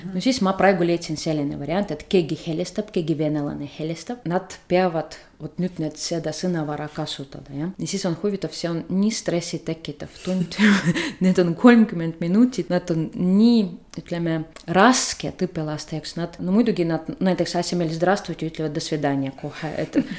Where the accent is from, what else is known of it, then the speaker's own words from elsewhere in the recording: Saint Petersburg, Russia; first language Russian; Estonian is a second language; moved away as an adult; now in Tartu, Estonia; olen pärit Peterburist, isegi Leningradist, jah. olen neljas põlvkond, kes elab seal Peterburis